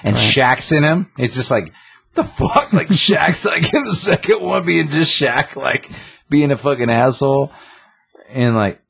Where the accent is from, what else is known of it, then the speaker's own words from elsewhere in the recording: the South, United States; I'm from the South. The deep South.